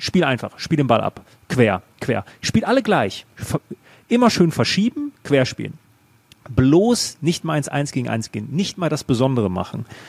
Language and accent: German; Germany; bei uns in Deutschland